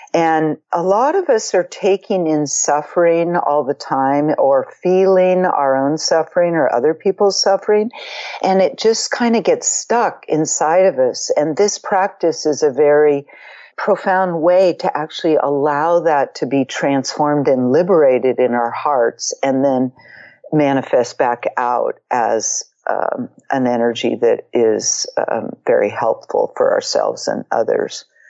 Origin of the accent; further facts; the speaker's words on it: Marin, California, United States; growing up in Marin as a teenager in the late 60s